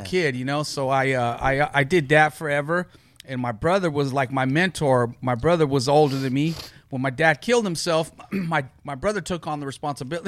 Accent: Long Beach, California, United States; I grew up in Long Beach, born and raised.

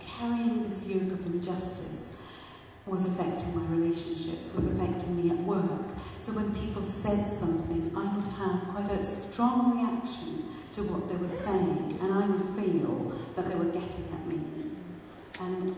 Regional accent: Pakistan; moved away; I was born and brought up in Pakistan

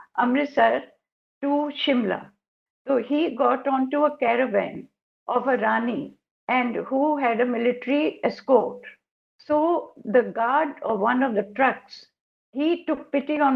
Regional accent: Lahore, Punjab, Pakistan; now in New Delhi, India; I come from Lahore. We lived in Lahore.

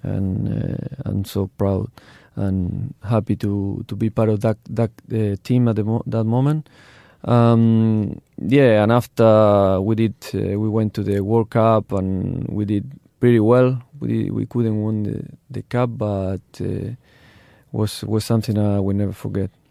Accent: Argentina; English is a second language; moved away as an adult; also born or lived in Turkey / Adelaide, Australia; I grew up, uh, in Argentina

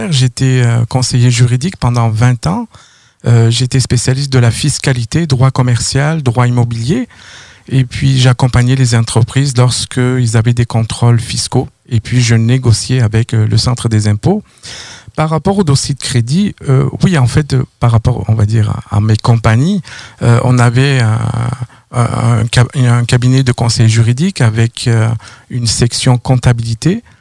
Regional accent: France; moved away as an adult; oui, je viens de la France, donc je suis ici depuis à peu près 2009

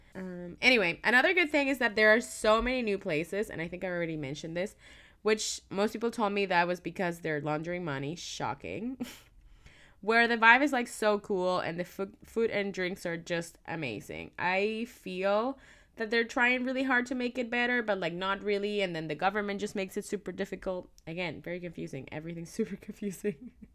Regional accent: Caracas, Capital District, Venezuela; now in Vancouver, Canada; So, I am from Caracas, which is the capital, and I had not been back since I moved to Vancouver

